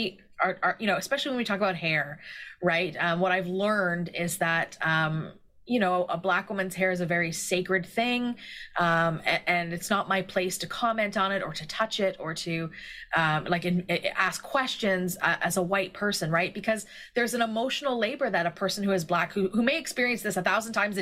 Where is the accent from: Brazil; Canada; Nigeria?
Canada; as a Canadian